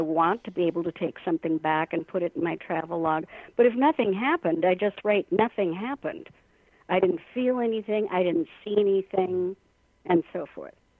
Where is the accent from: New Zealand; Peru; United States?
United States; Minnesota; our home state, Minnesota